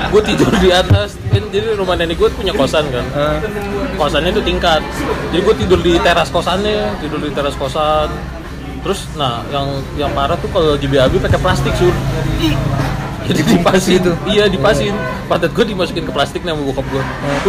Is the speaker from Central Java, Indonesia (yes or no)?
no; Bekasi, West Java, Indonesia; gue dari Bekasi dari dulu kan gue tinggal di Pondok Gede Permai